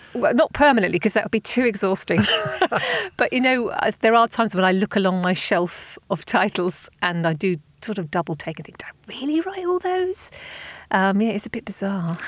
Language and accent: English; Southampton, South East England, United Kingdom; my hometown of Southampton